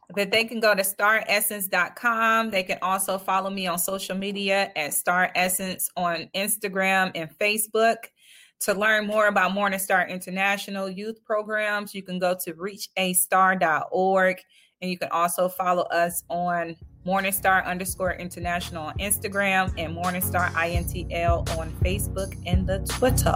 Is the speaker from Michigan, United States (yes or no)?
yes; Detroit, Michigan, United States; I'm from Detroit